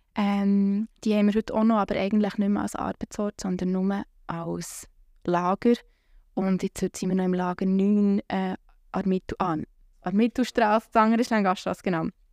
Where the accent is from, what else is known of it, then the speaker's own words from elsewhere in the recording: Bern, Switzerland; Ich komme aus der Lengasse